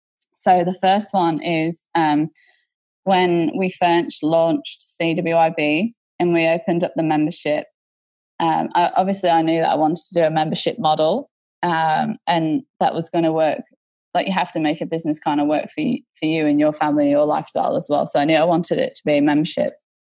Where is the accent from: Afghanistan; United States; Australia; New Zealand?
Australia; I'm like, no, we're Australian.